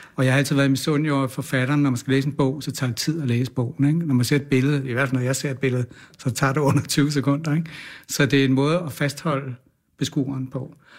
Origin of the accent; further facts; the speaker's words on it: Kastrup, Capital Region of Denmark, Denmark; jeg er vokset op ude på Amager, ja. Kastrup